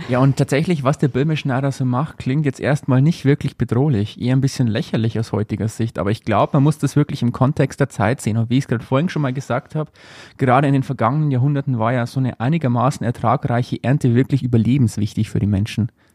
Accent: Upper Palatinate, Bavaria, Germany; bei uns in Oberpfalz

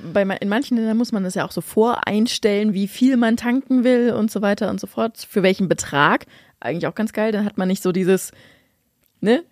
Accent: Lower Saxony, Germany; bei uns in Niedersachsen

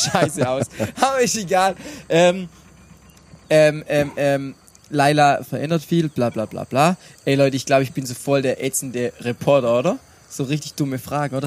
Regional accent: Brackenheim, Baden-Württemberg, Germany; in meiner Heimat, in Brackenheim

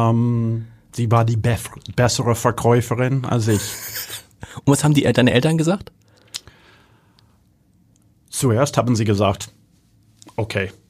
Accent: Germany; accent: Hanseatic; Ähm, mein hanseatischer Dialekt, die ist sehr erkennbar.

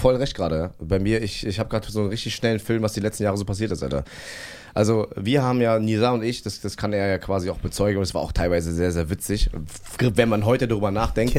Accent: Berlin, Germany; ich bin Berliner und so bla und ich werde in Berlin auch alt

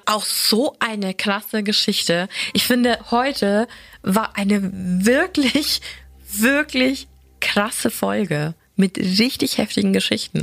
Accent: Germany; Ich bin sehr nahe der tschechischen Grenze groß geworden.

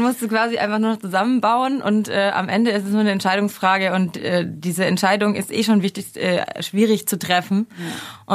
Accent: near Stuttgart, Baden-Württemberg, Germany; moved away as an adult; also born or lived in Mainz / Mannheim; now in Berlin, Germany; Ich komme eigentlich aus der Nähe von Stuttgart und habe aber dann zehn Jahre in Mainz gewohnt

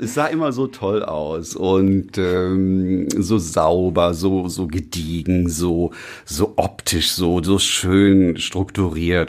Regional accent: Düsseldorf, North Rhine-Westphalia, Germany; meine Heimatstadt und auch die Region, in der ich aufgewachsen bin, ist Düsseldorf.

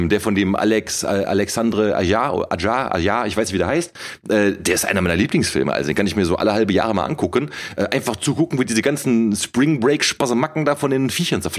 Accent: Cologne, North Rhine-Westphalia, Germany; Mann, ich bin Kölner, ich bin im, äh, in der Kölner Südstadt aufgewachsen, das ist das Epizentrum des Straßenkarnevals.

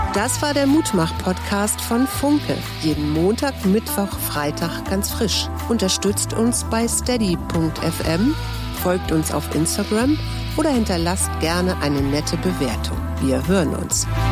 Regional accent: Germany; weil ich bin auch in der Elbe groß geworden.

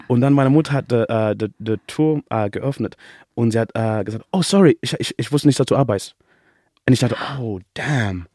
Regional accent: England, United Kingdom; first language English; German is a second language; also born or lived in Zimbabwe; now in Germany; ich bin in England aufgewachsen

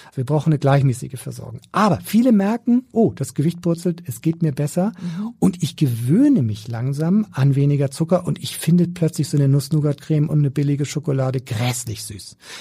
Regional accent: Schleswig-Holstein, Germany; Ich bin Schleswig-Holsteiner und da habe ich schon meine Prägung mitgekriegt

